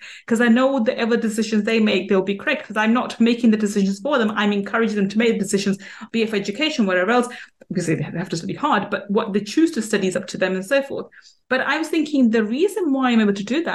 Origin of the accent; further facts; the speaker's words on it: United Kingdom; I was born and brought up in UK